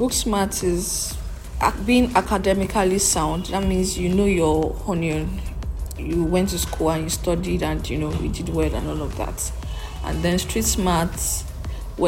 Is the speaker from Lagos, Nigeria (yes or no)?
yes; Lagos, Nigeria; I grew up in Lagos all my life, Lagos.